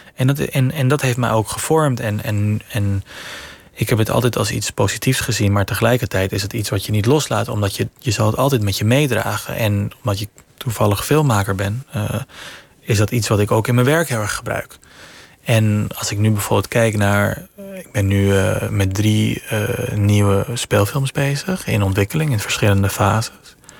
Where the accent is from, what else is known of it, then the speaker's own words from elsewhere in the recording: Venezuela; moved away; Ik heb een Nederlandse vader, Venezolaanse moeder. Ik ben in Venezuela opgegroeid